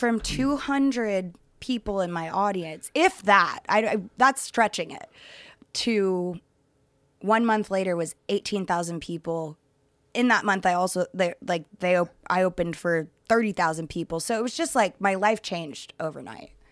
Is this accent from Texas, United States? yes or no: yes; Dallas, Texas, United States; moved away; I grew up in Texas, Dallas, Texas